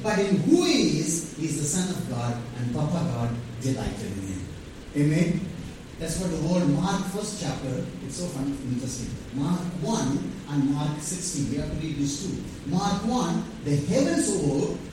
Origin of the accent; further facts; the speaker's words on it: Vellore, Tamil Nadu, India; also born or lived in Tirunelveli; I'm some Vellurian, proud Vellurian.